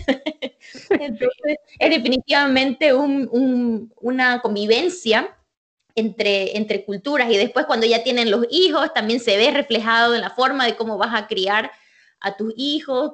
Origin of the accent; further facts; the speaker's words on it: Santa Cruz de la Sierra, Santa Cruz, Bolivia; moved away as an adult; now in United States; yo soy de Bolivia, de Santa Cruz, Bolivia